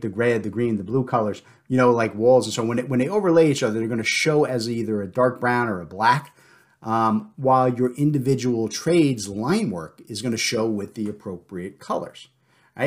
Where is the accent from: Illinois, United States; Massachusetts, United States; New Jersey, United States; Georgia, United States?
New Jersey, United States; I'm from the South now instead of from New Jersey